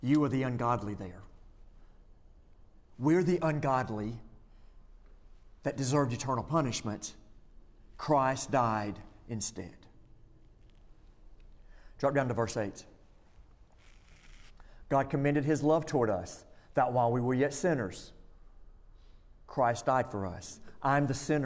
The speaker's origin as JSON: {"language": "English", "town": "Florence", "country": "United States", "tie": "born or raised there", "said": "I grew up in Florence"}